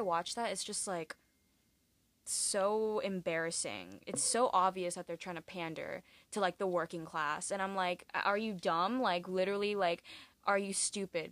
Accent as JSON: {"language": "English", "region": "California", "country": "United States", "moved": "as an adult", "lives_now": "New York, United States", "said": "I'm from California, but I'm in New York"}